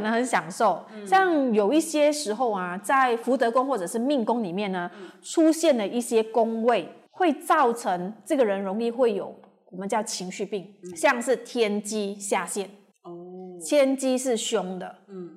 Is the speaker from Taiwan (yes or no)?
yes; Taiwan; also born or lived in Malaysia; 我是在，从小是在台湾长大的嘛。嗯。然后我觉得我在台湾长大的时候